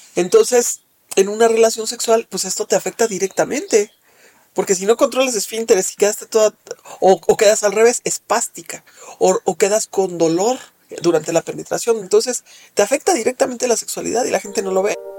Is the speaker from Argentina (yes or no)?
no; Mexico; Soy una mujer eh, mexicana de 52 años